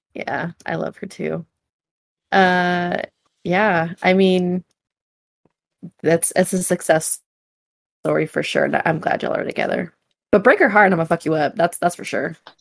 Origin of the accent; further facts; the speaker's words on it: California, United States; we're from California